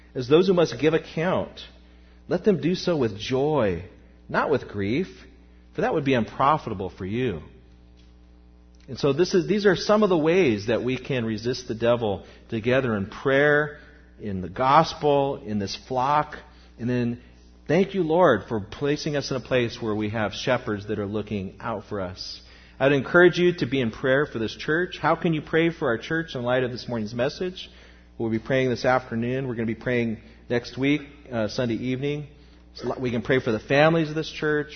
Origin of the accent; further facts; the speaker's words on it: United States; as American Christians